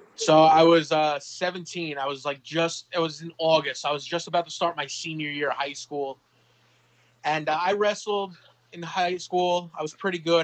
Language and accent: English; Manorville, New York, United States; also born or lived in Monroe, Louisiana; I grew up predominantly in a town called Manorville